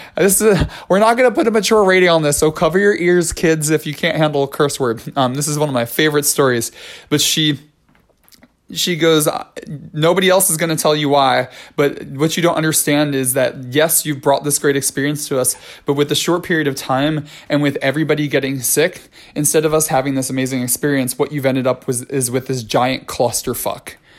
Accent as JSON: {"language": "English", "town": "New York City", "region": "New York", "country": "United States", "said": "as a New Yorker"}